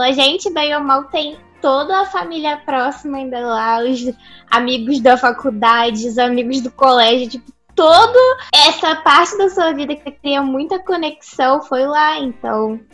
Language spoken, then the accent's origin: Portuguese; Rio de Janeiro, Brazil; also born or lived in Belo Horizonte; Eu morava no Rio de Janeiro, perigoso.